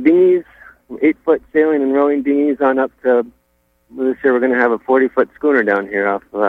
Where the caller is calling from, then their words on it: Rockland, Maine, United States; I'm calling from Atlantic Challenge in Rockland.